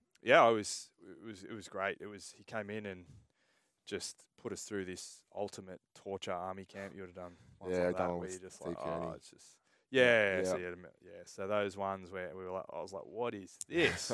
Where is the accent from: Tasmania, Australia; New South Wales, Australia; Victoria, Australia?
New South Wales, Australia; Sydney; I grew up in Oakley, and my parents moved back to New Zealand